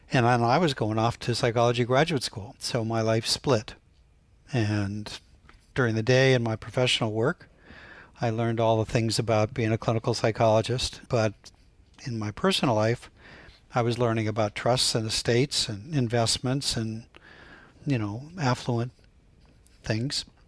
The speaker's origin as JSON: {"language": "English", "town": "Canton", "region": "Ohio", "country": "United States", "tie": "born or raised there", "said": "growing up in Canton, Ohio"}